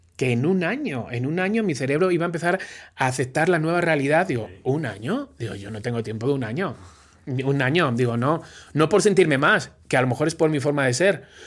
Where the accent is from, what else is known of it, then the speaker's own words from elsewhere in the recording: Spain; moved away as an adult; now in Mexico; soy español